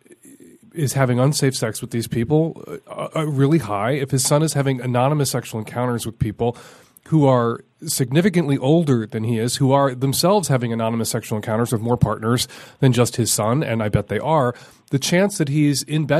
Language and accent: English; Chicago, Illinois, United States; Chicago. It's my hometown.